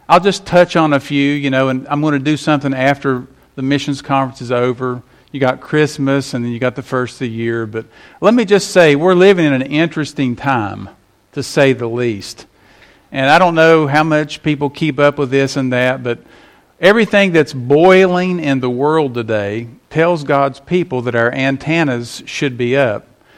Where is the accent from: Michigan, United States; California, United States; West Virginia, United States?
West Virginia, United States; moved away; until they play West Virginia, I can't turn on my home state.